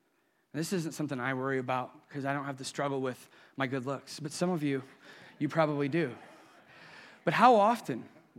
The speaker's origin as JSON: {"language": "English", "town": "Sandusky", "region": "Ohio", "country": "United States", "tie": "born or raised there", "said": "I remember as a little boy, now I grew up and live in Sandusky, still do, but I lived in the Perkins side of Sandusky."}